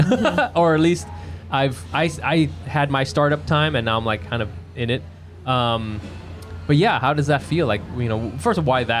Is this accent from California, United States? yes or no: yes; Orange County, California, United States; moved away; also born or lived in Texas; I'm from Orange County